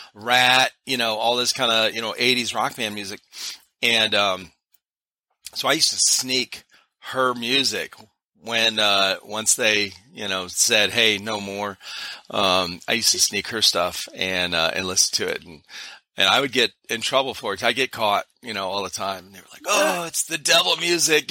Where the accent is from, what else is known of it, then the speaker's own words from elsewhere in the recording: Cleveland, Ohio, United States; I grew up in Cleveland area, Cleveland, Ohio